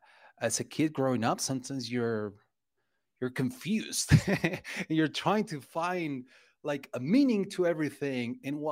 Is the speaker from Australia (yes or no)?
no; Mexico; English is a second language; as a kid, like back in the 90s and growing up in Mexico